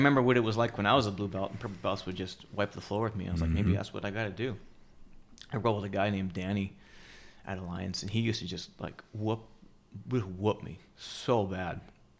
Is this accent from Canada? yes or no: yes; Canada; moved away as an adult; now in United States; Met Aria, got married, and then immigrated to the U.S. Yeah, I'm Canadian, by the way. I don't have a speech impediment, Max. It's just I'm Canadian, and then I stopped talking like a Canadian, so there's gaps.